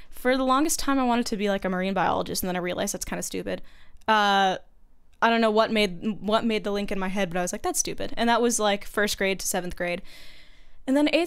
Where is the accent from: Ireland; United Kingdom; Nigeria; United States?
United States; Monterey, California; born or raised there